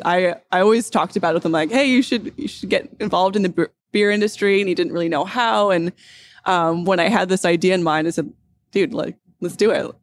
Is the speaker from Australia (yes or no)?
no; North Vancouver, British Columbia, Canada; I grew up on the North Shore